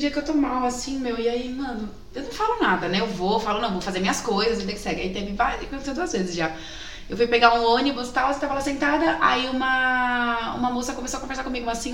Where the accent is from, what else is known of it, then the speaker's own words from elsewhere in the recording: São Bernardo do Campo, São Paulo, Brazil; Não, é que assim, gente, eu sou de São Bernardo, né?